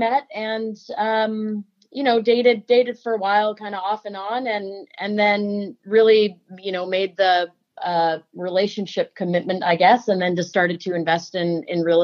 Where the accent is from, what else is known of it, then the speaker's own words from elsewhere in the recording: California, United States; also born or lived in Scotland / Ireland / Alberta; now in Victoria, Canada; I'm actually originally from California